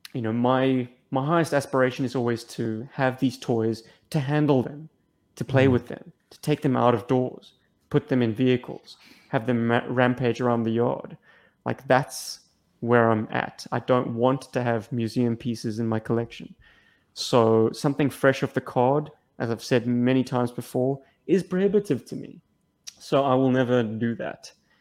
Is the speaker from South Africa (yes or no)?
yes; South Africa; I was born in Africa